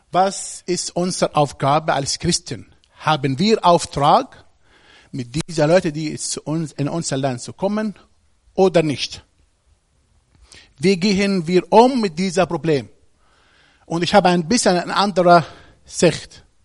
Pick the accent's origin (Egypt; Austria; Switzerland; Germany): Egypt; Ich komme aus Ägypten